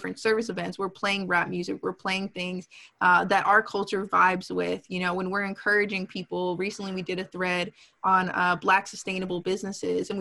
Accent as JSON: {"language": "English", "region": "South Shore of Massachusetts", "country": "United States", "tie": "born or raised there", "moved": "as an adult", "lives_now": "Washington, D.C., United States", "said": "I grew up on the South Shore of Massachusetts"}